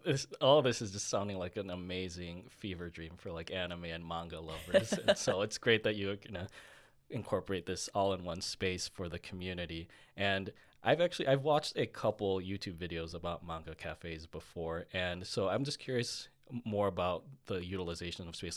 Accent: Chicago, Illinois, United States; growing up in Chicago

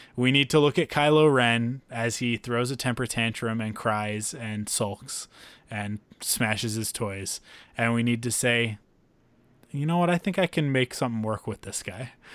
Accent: Vancouver, British Columbia, Canada; I'm also from Vancouver, and we're a little bit different from the rest of the country

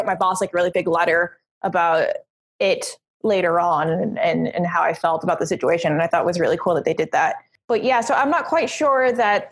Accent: Puerto Rico; I'm a Puerto Rican woman

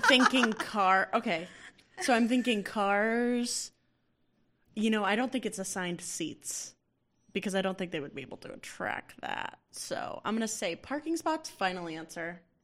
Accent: Massachusetts, United States; I'm from Massachusetts

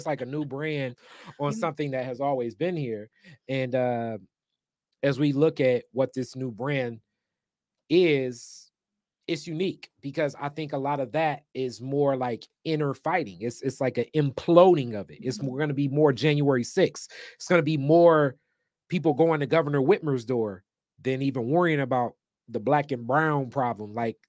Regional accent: United States; as a black man in America

